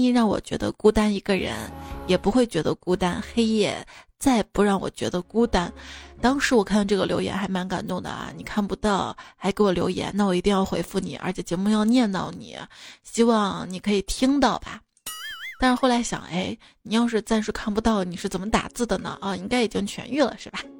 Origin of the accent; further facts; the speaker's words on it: Xi'an, Shaanxi, China; 而我们西安人啊，通常爱吃的凉皮儿都在小吃店买